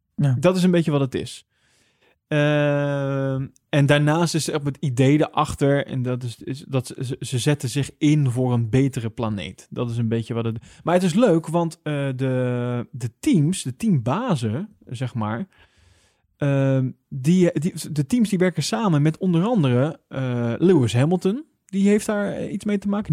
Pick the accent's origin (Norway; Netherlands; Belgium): Netherlands; Wij als Nederlander